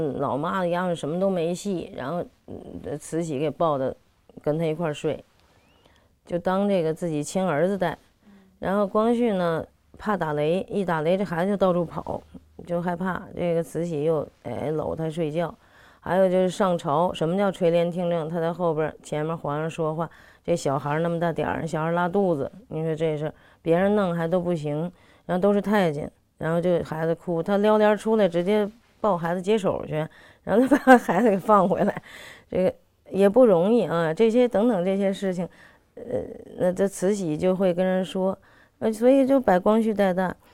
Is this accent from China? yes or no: yes; Beijing, China; 我是北京人